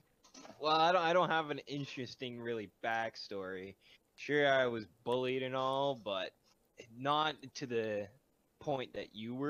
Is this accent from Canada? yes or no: yes; Ottawa, Ontario, Canada; born there; Okay, so I was born in Renfrew, or no, born in Ottawa, and then kind of moved around a lot throughout the life.